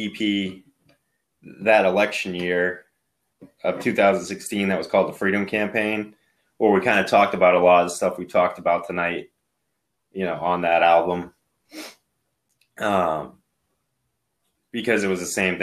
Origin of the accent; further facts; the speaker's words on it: Maine, United States; I was from Maine